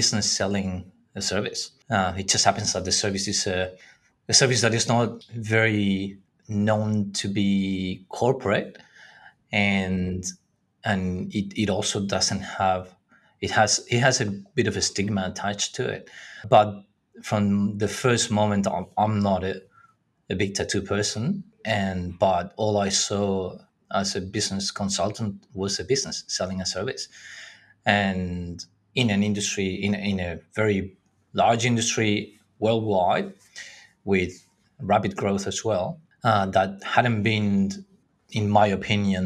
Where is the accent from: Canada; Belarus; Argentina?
Argentina; moved away as an adult; now in Australia; I was born in Argentina and I came to Australia many years ago now. I came here to do an MBA